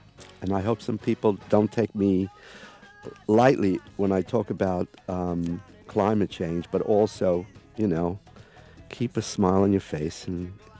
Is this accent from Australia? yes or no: no; England, United Kingdom; I listened to the … because, you know, I come from England